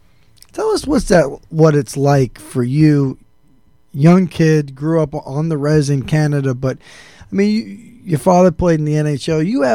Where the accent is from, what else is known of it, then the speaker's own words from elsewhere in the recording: New York City, New York, United States; I'm from New York City.